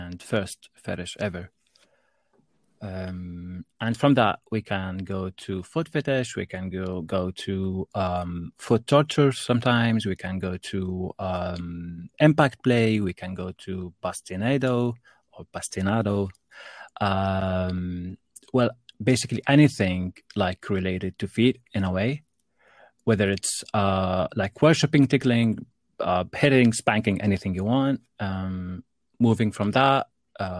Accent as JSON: {"language": "English", "country": "Jordan", "moved": "yes", "lives_now": "Dubai, United Arab Emirates", "said": "I am originally from Jordan"}